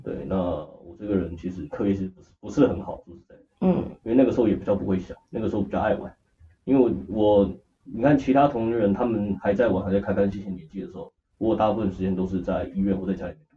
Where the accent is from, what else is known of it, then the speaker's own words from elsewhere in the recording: Kaohsiung, Taiwan; moved away; 然后回去高雄所以会找他